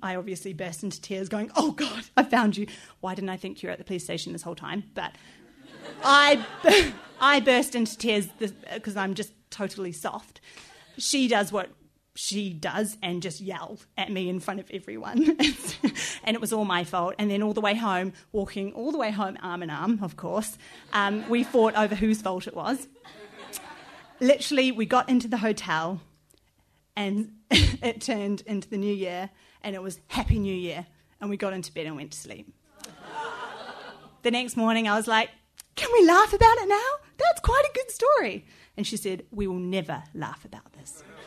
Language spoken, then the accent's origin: English; New Zealand; moved away as an adult; now in London, United Kingdom; I'm from New Zealand and I've lived here for over six years. I go home every one to two years